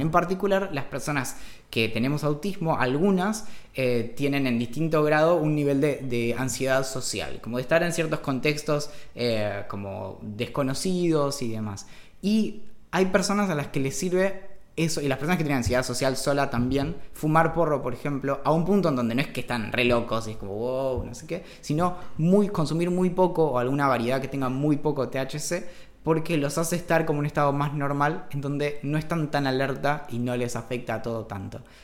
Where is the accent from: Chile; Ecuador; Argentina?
Argentina; Bariloche, Río Negro; now in Buenos Aires, Argentina; crecí en Bariloche